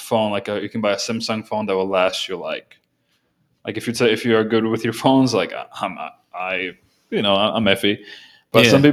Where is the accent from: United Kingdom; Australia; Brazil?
Brazil; first language Portuguese; English is a second language; now in United States; I was born here, but 3 months after I was born or so, I went to Brazil, lived there for about 12 years total, I would say. And I speak Portuguese fluently. It's my first language.